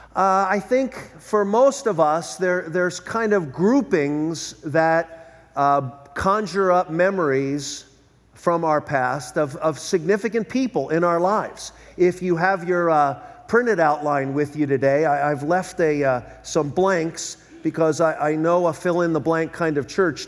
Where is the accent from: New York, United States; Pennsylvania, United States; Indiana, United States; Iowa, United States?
Pennsylvania, United States; Philadelphia; moved away as an adult; now in Southern California, United States; I was born and raised in Philadelphia.